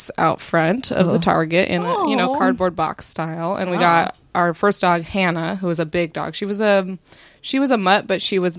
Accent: Temecula, California, United States; I grew up in Southern California, a place called Temecula.

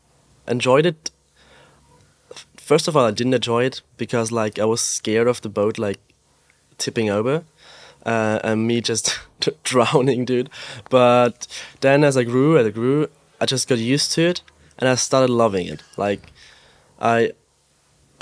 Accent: Austria; I grew up in the Alps in Austria

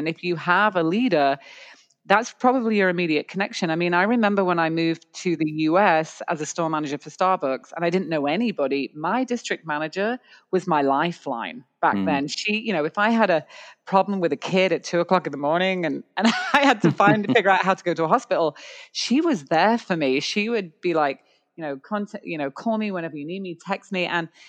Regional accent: Canada; It's not. We're Canadian. It's .ca.

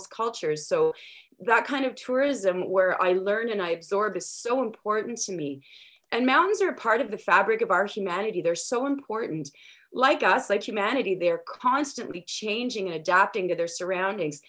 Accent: near Ottawa, Ontario, Canada; now in Paulatuk, Canada; I grew up near Ottawa, Ontario

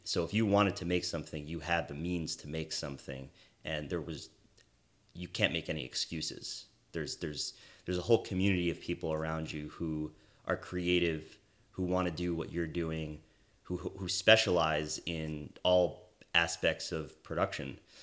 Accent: East Brunswick, New Jersey, United States; moved away as an adult; also born or lived in Washington, D.C.; now in Los Angeles, United States; originally from New Jersey, uh, where I grew up in East Brunswick.

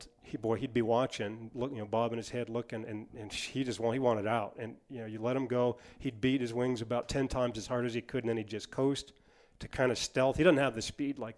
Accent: Missoula, Montana, United States; growing up in Missoula, there was not many rabbits there

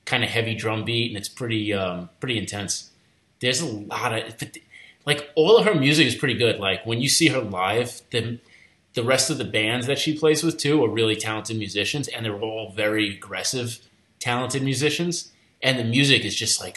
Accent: Long Island, New York, United States; I grew up in Long Island

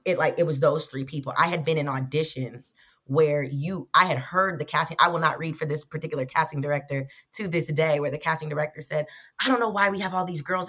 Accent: the South, United States; I'm from the South, so that's how they speak as well.

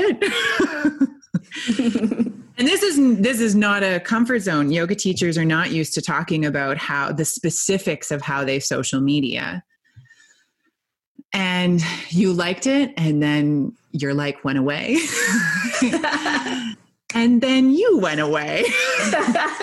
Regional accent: Canada; I also am Canadian. I'm not American

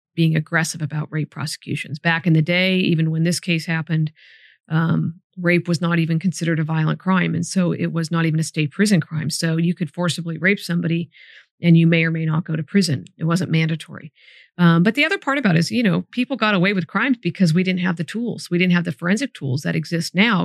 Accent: Sacramento, California, United States; moved away as an adult; also born or lived in Solano County; I grew up right near Arden and Eastern.

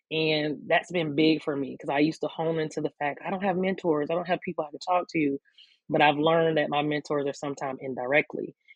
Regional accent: Newberry, South Carolina, United States; moved away as an adult; now in Columbia, United States; I am from um, Newberry, South Carolina, which is a very small town in South Carolina. So, born and raised in the country as a country kid

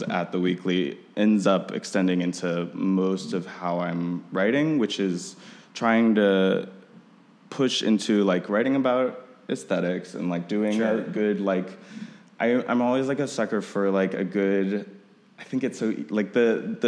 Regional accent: Austin, Texas, United States; now in Chicago, United States; I grew up in Austin, Texas.

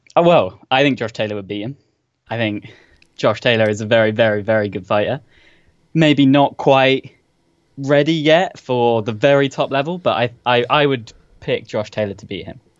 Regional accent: London, United Kingdom; accent: posh; now in Southampton, United Kingdom; originally from London

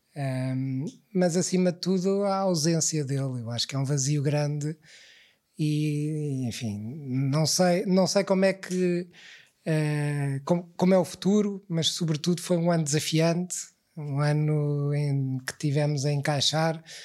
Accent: Lisbon, Portugal; eu cresci em Lisboa, eu, eu, já nasci em Lisboa

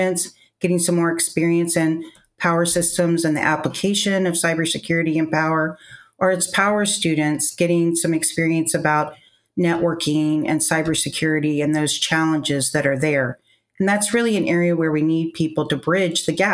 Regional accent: Virginia, United States; I grew up in Virginia

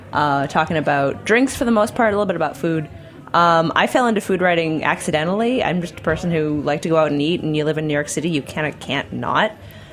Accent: Vancouver, British Columbia, Canada

